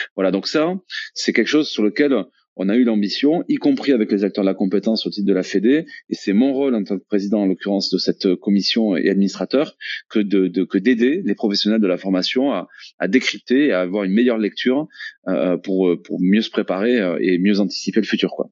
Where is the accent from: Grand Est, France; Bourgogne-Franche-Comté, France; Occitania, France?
Occitania, France; Toulouse; je suis toulousain, je suis entrepreneur